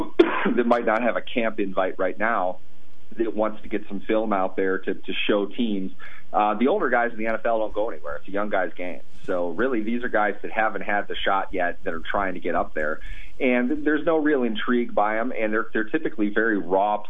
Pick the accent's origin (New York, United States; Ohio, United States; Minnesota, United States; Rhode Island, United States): Minnesota, United States; Minneapolis; I grew up in Minneapolis, St. Paul area.